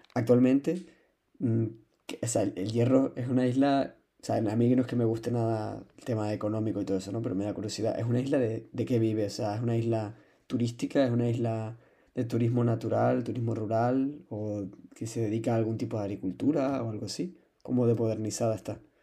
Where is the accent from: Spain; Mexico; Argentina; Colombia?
Spain; Canary Islands; como biólogo y como canario